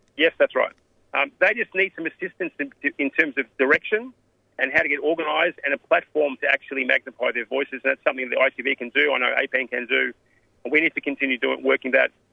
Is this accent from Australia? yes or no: yes; Australia; I was raised here in Australia